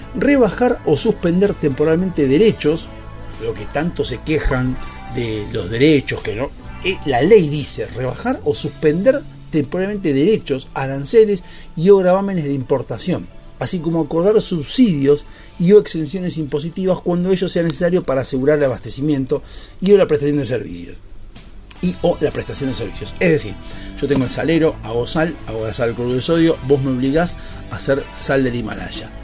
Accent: Argentina; como ciudadanos argentinos

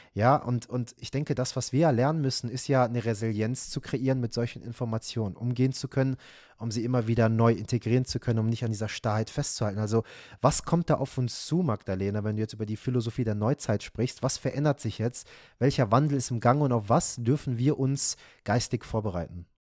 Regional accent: Iran; moved away; von meinem Herkunftsland sprechen, also Iran

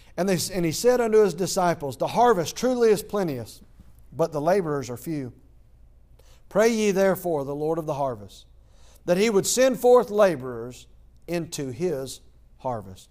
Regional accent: Athens, Georgia, United States; moved away as an adult; I am from Athens, Georgia

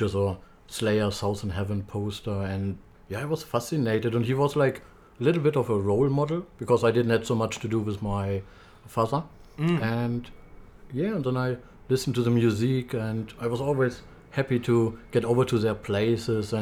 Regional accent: Germany; English is a second language; moved away as an adult; also born or lived in Ireland; now in Australia; I come originally from Germany

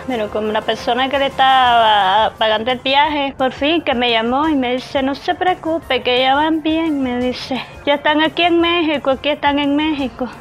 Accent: Matagalpa, Nicaragua; la otra familia es, es de aquí, Matagalpa también

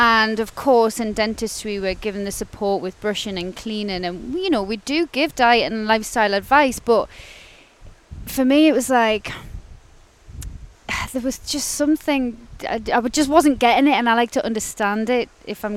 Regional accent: Gateshead, North East England, United Kingdom; So I'm originally from Gateshead, so the other side of the water. And yeah, grew up there with my sister and my mum and my dad. So I basically lived there my whole life

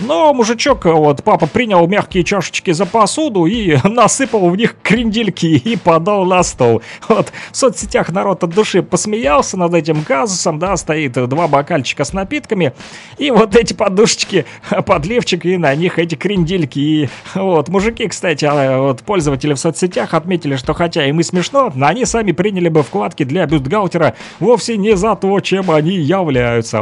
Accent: Luhansk, Luhansk Oblast, Ukraine; now in Kirovsk, Ukraine; Вот мы с ним с одного квартала, с южного

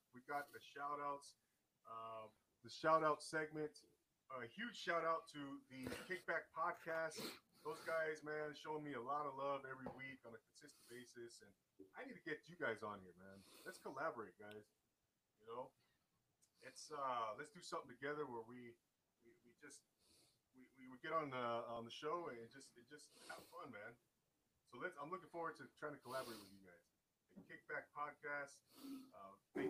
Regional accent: Rancho Cucamonga, California, United States; moved away as an adult; Rancho Cucamonga is the name of my hometown

